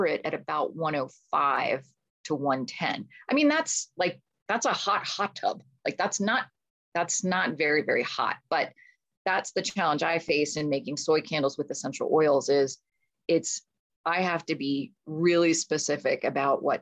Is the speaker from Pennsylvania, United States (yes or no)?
yes; Pittsburgh, Pennsylvania, United States; moved away as an adult; also born or lived in England; I grew up in Pittsburgh